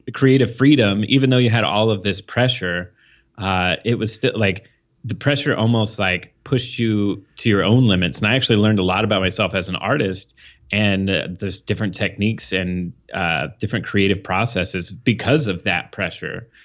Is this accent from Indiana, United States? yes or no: yes; New Castle, Indiana, United States; moved away; I grew up in Indiana